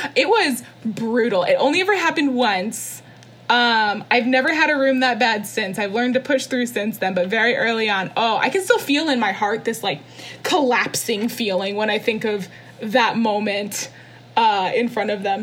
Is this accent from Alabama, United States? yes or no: no; Orlando, Florida, United States; I'm from Orlando, Florida. I was born and raised oh, there